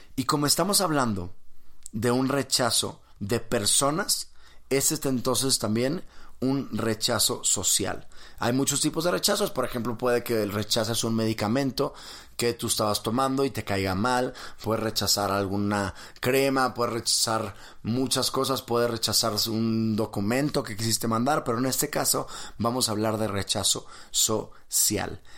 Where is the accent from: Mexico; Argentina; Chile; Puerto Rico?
Mexico; estoy en México, soy mexicano